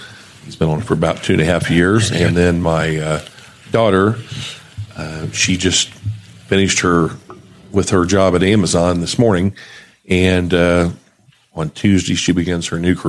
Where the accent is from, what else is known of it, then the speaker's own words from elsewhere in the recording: New Castle, Indiana, United States; I was born and raised here in Newcastle.